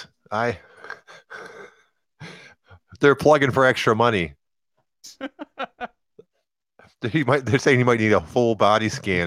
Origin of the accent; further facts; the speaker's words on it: Detroit, Michigan, United States; growing up in Detroit around people that were juggalos